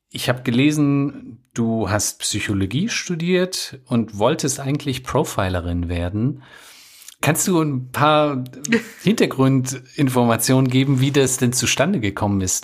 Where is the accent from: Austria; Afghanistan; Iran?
Afghanistan; moved away; Ich bin ja aus Afghanistan